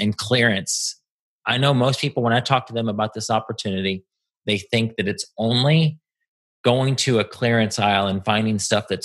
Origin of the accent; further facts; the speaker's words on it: Indiana, United States; now in Texas, United States; I'm from Indiana where Honey is. We actually went to high school together